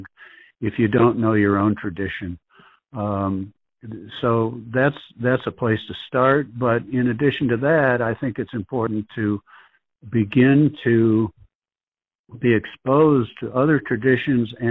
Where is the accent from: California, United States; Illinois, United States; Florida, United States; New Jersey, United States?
Illinois, United States; Woodstock; moved away; also born or lived in Kansas City; my hometown of Woodstock, Illinois